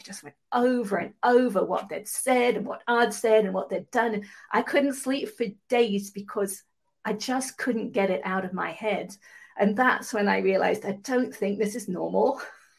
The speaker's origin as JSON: {"language": "English", "region": "England", "country": "United Kingdom", "accent": "mid-Atlantic", "lives_now": "California, United States", "said": "I'm from England originally. I live in California now, have done for a long time, so I have a mid-Atlantic accent."}